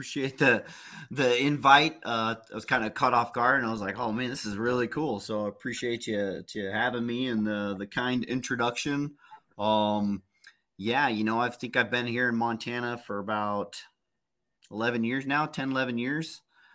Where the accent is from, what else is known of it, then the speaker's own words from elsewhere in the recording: Peru; also born or lived in Texas, United States / Egypt / New Mexico, United States; I kind of was born in Texas, but I was raised in Peru. I was raised in Africa and Egypt, actually.